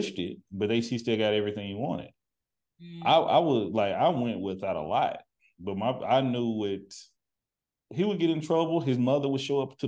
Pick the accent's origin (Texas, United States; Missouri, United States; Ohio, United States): Texas, United States; now in Seattle, United States; I'm from the country. I'm from Texas